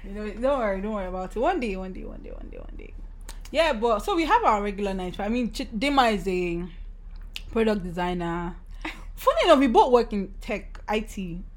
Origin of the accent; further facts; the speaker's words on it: Nigeria; So we are two Nigerian girls. We started in Nigeria. One is now abroad.